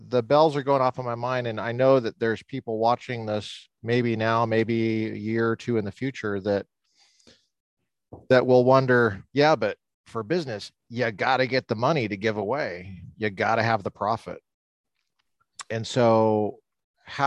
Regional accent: Colorado, United States; I grew up hunting in Colorado

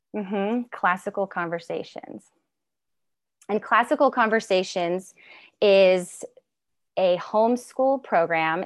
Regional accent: Mount Shasta, California, United States; moved away as an adult; now in Pacific Northwest, United States; I am from Northern California and from the beautiful Mount Shasta, California area.

